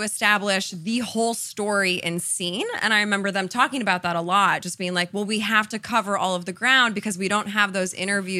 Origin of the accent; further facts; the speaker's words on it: Colorado, United States; born there; also born or lived in Connecticut / Illinois; So I'm not from Laguna Beach. I was born in Colorado. I lived in Connecticut, a suburb of Chicago. So I was kind of all over. I was always the new girl.